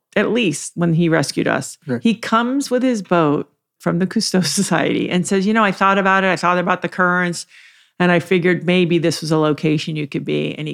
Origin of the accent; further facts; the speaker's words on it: U.S. Virgin Islands; also born or lived in Virgin Gorda; When I was a teenager, I grew up in the Virgin Islands mm-hmm. mostly, and I spent a lot of time in Virgin Gorda.